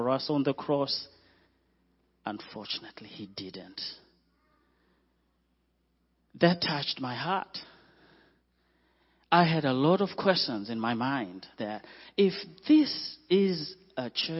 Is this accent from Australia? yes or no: no; Zimbabwe; moved away as an adult; also born or lived in Zambia / Mozambique / Malawi; We are from Zimbabwe